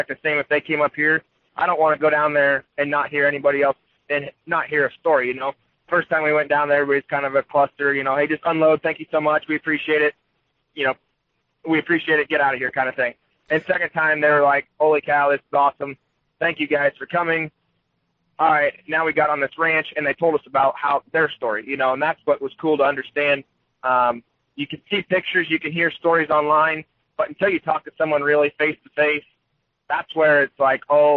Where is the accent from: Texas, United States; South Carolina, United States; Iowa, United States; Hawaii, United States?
Iowa, United States; Washington; grew up, born and raised in Washington, Iowa, about 30 miles south of Iowa City